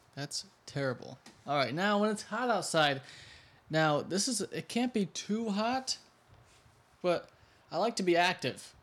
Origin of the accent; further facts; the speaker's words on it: New York, United States; now in Florida, United States; I'm from New York.